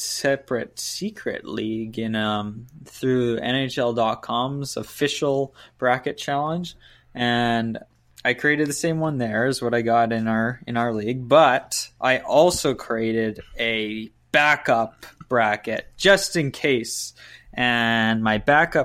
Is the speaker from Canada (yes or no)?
yes; Penticton, British Columbia, Canada; my hometown here